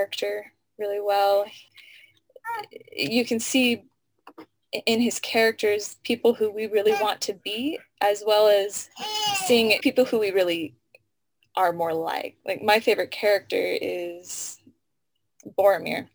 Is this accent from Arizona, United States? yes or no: yes; Tucson, Arizona, United States; moved away; I'm originally from Tucson, Arizona.